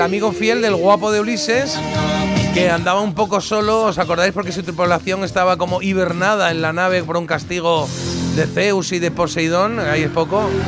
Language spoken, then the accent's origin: Spanish; Spain; como buen español